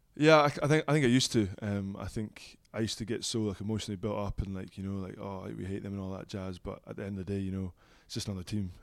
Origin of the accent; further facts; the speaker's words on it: Dundee, Scotland, United Kingdom; moved away as an adult; now in Glasgow, United Kingdom; I'm a Dundee boy through and through